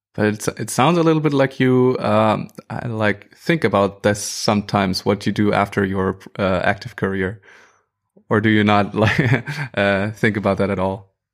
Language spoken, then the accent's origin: English; Germany